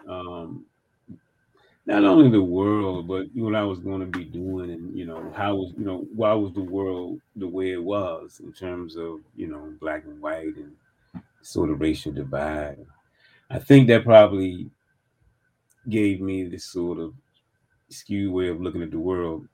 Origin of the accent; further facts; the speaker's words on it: Birmingham, Alabama, United States; moved away; also born or lived in Maryland; I grew up in Birmingham, Alabama